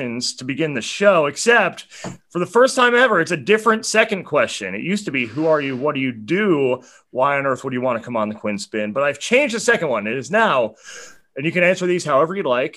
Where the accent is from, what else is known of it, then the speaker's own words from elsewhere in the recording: Long Valley, New Jersey, United States; I'm from Long Valley, born and raised there